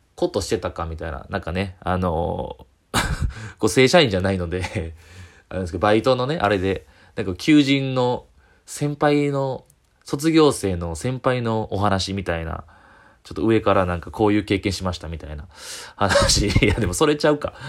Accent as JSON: {"language": "Japanese", "region": "Kyoto", "country": "Japan", "tie": "born or raised there", "said": "地元京都の、えー、ホテルの、えー、バイト"}